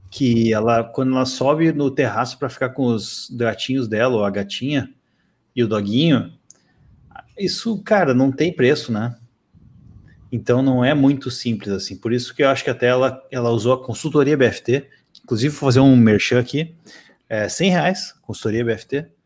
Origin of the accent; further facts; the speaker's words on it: São Paulo, Brazil; Eu morei em casa quando eu era moleque, em São Paulo, meus, com meus pais, e eu não lembro de nada.